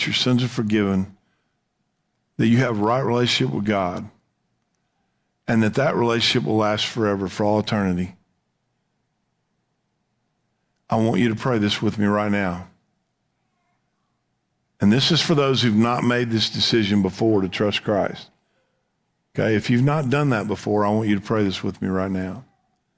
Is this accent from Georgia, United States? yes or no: no; Texas, United States; we would say here in Texas